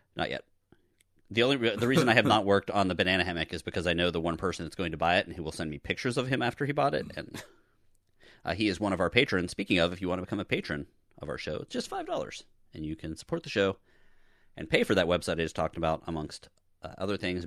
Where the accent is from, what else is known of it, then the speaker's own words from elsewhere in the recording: Pittsburgh, Pennsylvania, United States; I'm from Pittsburgh